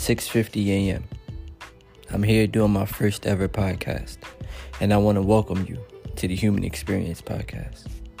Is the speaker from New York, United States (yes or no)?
yes; New York City, New York, United States; I'm 27 years young. … I'm from New York City, the city that never sleeps.